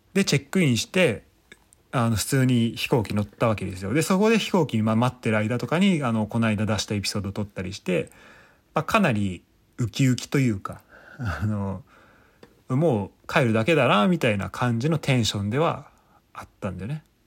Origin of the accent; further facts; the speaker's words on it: Kanto, Japan; moved away as an adult; 俺はまあ関東の出身